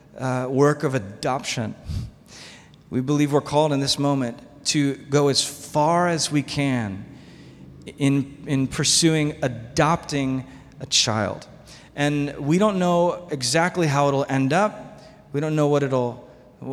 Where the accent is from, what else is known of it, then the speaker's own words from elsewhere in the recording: United States; we, as American Christians